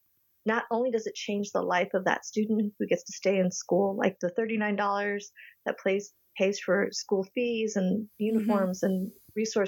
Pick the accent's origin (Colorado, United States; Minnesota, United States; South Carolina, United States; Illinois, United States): Colorado, United States; Boulder; also born or lived in Madison, Wisconsin; growing up in Boulder, Colorado, you know, with just a handful of Asian Americans